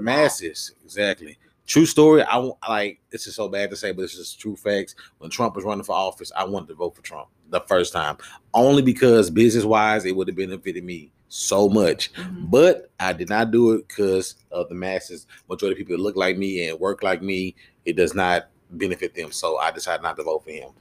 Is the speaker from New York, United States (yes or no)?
no; Houston, Texas, United States; I came from Houston to Dallas